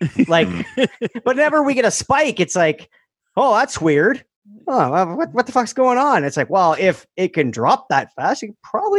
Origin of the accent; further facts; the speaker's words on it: Canada; we are Canadian